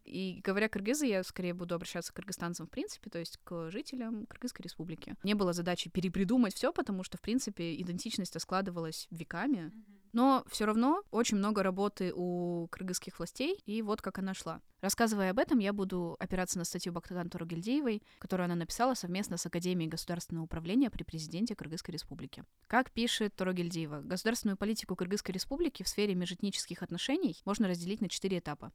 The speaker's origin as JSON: {"language": "Russian", "country": "Kyrgyzstan", "said": "идентичность кыргызстанцев, неважно, ты кыргыз этнический или, как я, не кыргыз этнический, наша идентичность"}